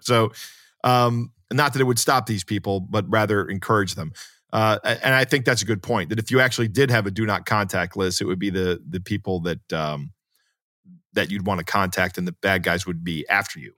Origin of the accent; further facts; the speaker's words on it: United States; as an American